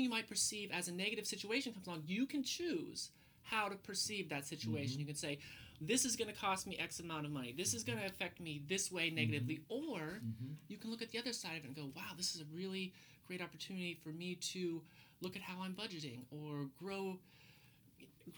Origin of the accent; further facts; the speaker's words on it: Montana, United States; moved away as an adult; now in Portland, United States; riding horses, branding cattle, and fixing fence were daily occurrences growing up in Montana